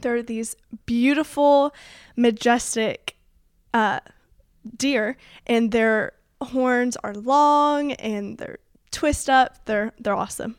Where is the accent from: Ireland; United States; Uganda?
United States; Colleyville, Texas; also born or lived in Keller, Texas; I am from the Keller area, but I grew up in Colleyville. That's where I went to school